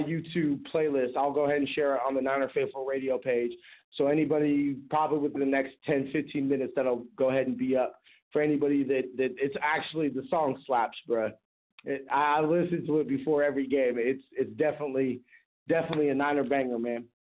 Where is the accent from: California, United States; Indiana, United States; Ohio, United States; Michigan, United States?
California, United States; I'm from California